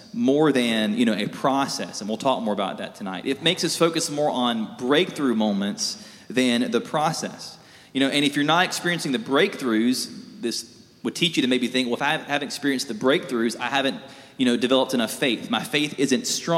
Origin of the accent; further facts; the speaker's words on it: South Alabama, United States; I grew up in South Alabama